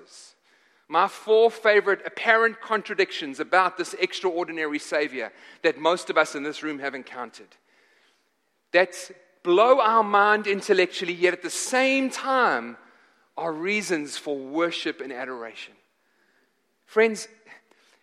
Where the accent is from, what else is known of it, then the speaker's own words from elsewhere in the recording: South Africa; moved away; I'm from Africa. I'm from South Africa